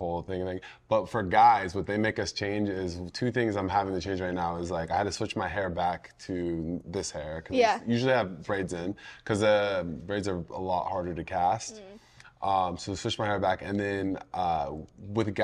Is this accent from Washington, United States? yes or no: yes; Seattle, Washington, United States; I'm from Seattle